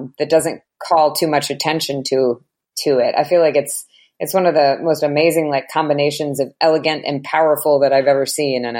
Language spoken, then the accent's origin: English; United States; Maybe it's because I'm American that I think that it's so interesting.